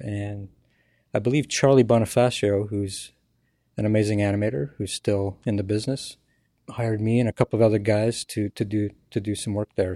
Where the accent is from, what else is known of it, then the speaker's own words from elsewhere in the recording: Ottawa, Ontario, Canada; I'm from Ottawa, Canada